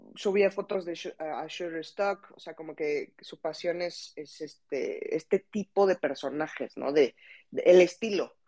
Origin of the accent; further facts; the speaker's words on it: Mexico; somos las dos mexicanas